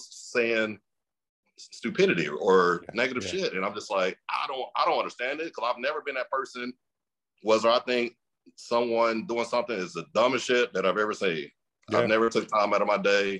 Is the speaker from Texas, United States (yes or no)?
yes; Mesquite, Texas, United States; I grew up in a city called Mesquite, Texas